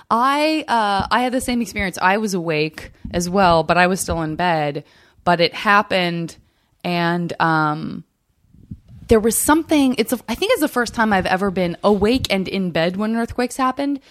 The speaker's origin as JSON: {"language": "English", "region": "Arizona", "country": "United States", "said": "I'm from Arizona"}